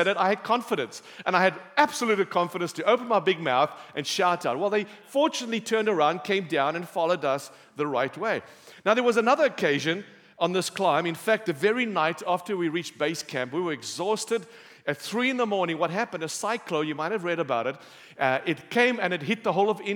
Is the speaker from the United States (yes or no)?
no; Cape Town, Western Cape, South Africa; I'm from Cape Town. We have beautiful beaches, sunshine